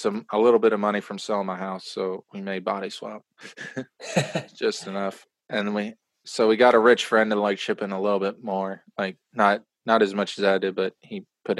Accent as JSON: {"language": "English", "region": "East Coast", "country": "United States", "said": "I'm from the East Coast, so when people would lie to me out there, I'd be like, \"Oh, you're telling the truth.\""}